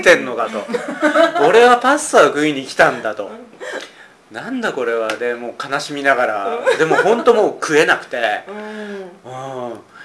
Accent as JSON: {"language": "Japanese", "area": "Kyushu", "region": "Kagoshima", "country": "Japan", "tie": "born or raised there", "also_born_or_lived": "Osaka / Nagoya", "moved": "as an adult", "said": "僕はあの九州、鹿児島の出身で"}